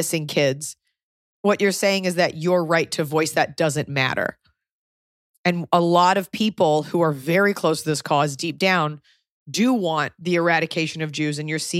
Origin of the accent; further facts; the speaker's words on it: United States; more than anything, I'm an American